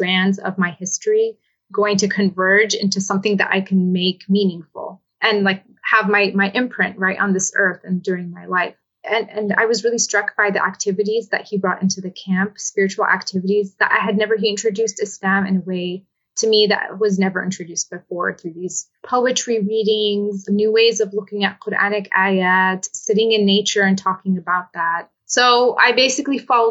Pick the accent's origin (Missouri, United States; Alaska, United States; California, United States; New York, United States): California, United States; Southern; also born or lived in Damascus, Syria; I was actually born in Damascus, Syria, but my parents moved to the United States when I was just under 2 years old. And so I was raised here in Southern California, where I live now